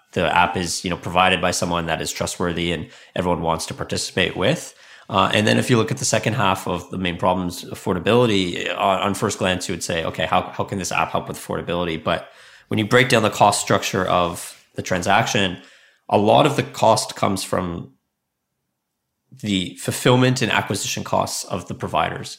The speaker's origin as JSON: {"language": "English", "country": "Canada", "also_born_or_lived": "Silicon Valley, United States", "said": "I'm from Canada, but I spent five years in Silicon Valley"}